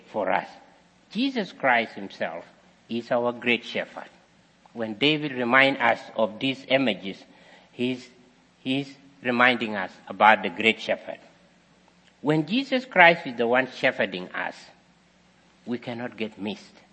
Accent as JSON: {"language": "English", "country": "South Sudan", "tie": "born or raised there", "moved": "yes", "said": "I was also practicing as a shepherd boy also in my country many years ago"}